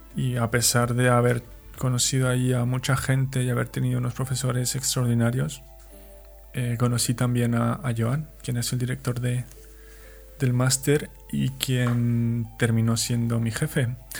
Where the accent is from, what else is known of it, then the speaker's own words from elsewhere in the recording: Mexico; moved away as an adult; also born or lived in Chihuahua; now in Valencia, Spain; Soy un mexicano viviendo en España